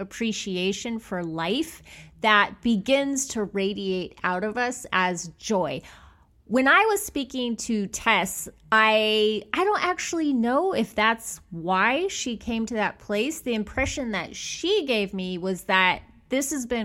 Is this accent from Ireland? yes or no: no; Bakersfield, California, United States; now in Los Angeles, United States; I'm from Bakersfield.